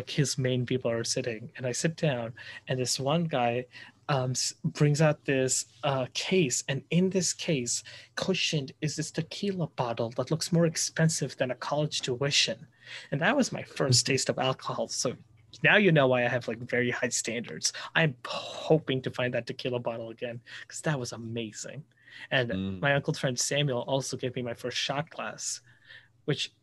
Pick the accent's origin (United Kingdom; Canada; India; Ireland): India; Chandigarh; I was born in this city in India called Chandigarh